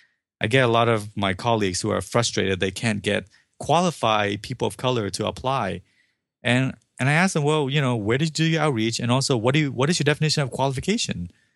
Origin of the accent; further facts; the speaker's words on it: Vietnam; now in United States; I'm not born here. I was not born in the U.S. I came over from Vietnam.